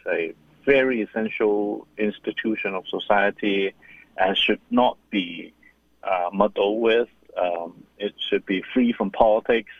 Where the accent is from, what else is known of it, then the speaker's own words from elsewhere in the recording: Hong Kong; I'm born and raised in Hong Kong